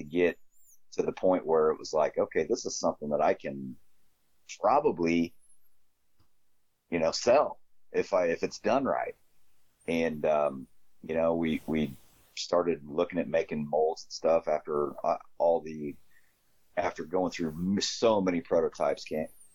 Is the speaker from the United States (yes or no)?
yes; Glasford, Illinois, United States; also born or lived in Mapleton, Illinois / Kingston Mines, Illinois; I'm from Illinois. I'm from a little town called Glassford, Illinois. Glassford, Mapleton, Kingston Mines. I'm actually from all three